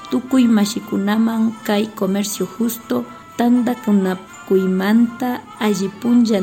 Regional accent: Riobamba, Chimborazo, Ecuador; Les hablamos desde la hermosa ciudad de Riobamba, capital de la provincia de Chimborazo, en Ecuador.

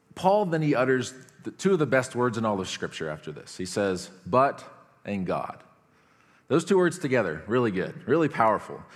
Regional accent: United States; I'm an American.

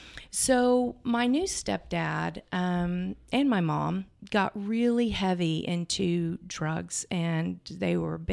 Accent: Houston, Texas, United States; born there; I was born in Houston with my brother and I in this apartment, and my biological dad was offshore.

